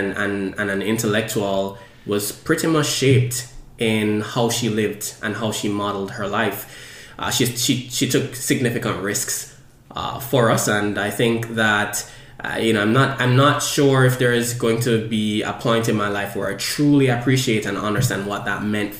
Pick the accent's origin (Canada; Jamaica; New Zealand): Jamaica; now in Philadelphia, United States; I was born in Jamaica, and most of my childhood was spent with my two siblings